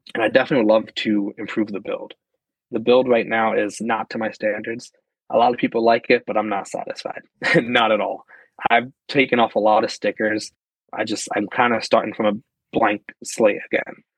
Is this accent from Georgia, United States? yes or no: no; Pennsylvania, United States; moved away as an adult; now in New York, United States; I was originally born and raised in Pennsylvania